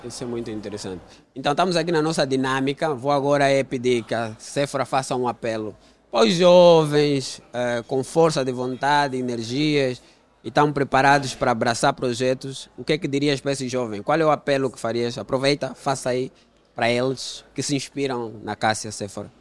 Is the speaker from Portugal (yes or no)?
no; Angola; sou de uma família humilde, cresci no Golfo